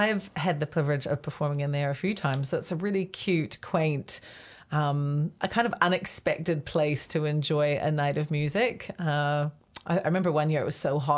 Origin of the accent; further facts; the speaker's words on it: Canada; also born or lived in Waikato, New Zealand; now in Hamilton, New Zealand; I actually moved back to New Zealand, which is to the Waikato, which is where my parents are from. But I grew up in Canada and I moved back in 2003